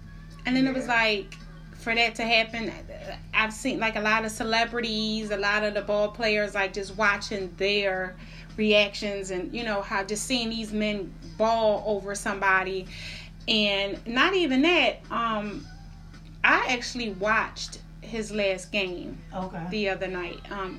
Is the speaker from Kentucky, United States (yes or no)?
no; Philadelphia, Pennsylvania, United States; I'm from Philly